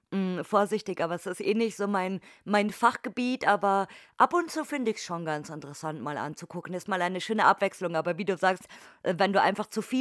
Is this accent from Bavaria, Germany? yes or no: yes; Bavaria, Germany; Also es, es gab bei uns in Oberfranken jetzt, also in Bayern jetzt nicht so, aber in Oberfranken gab es auch einige